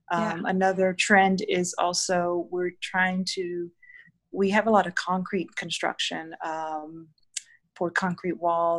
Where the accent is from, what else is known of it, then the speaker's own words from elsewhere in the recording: Miami, Florida, United States; also born or lived in Homestead, Florida; now in Fort Myers, United States; I was born and raised down in Miami, Homestead, Florida